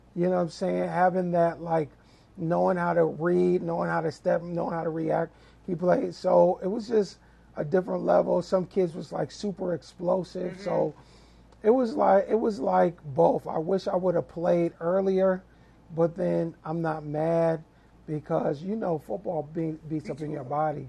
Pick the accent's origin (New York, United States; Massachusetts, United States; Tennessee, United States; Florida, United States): New York, United States; Lakeview; moved away as an adult; also born or lived in Middleburg Heights, Ohio / Berea, Ohio / Virginia; now in Ohio, United States; I was actually born in Middleburg Heights mm-hmm. and was um, grew up until the third grade in Berea. Mm-hmm. So then after the third grade, we moved from Berea to um, Lakeview, Long Island, mm-hmm. Hempstead